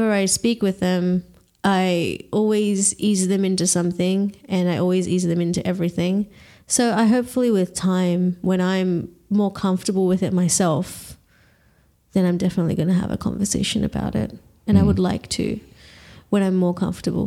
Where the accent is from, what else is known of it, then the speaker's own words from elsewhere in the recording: Australia; I am Australian. I've lived here all my life.